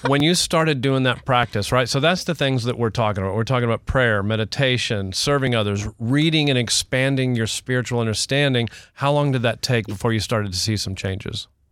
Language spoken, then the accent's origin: English; Houston, Texas, United States; I'm from Houston, not Oklahoma.